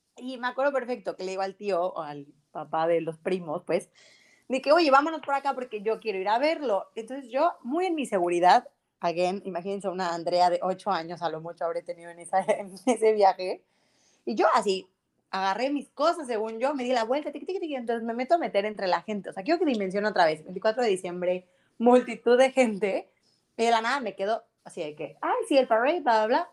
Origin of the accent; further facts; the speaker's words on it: Mexico; nosotros como mexicanos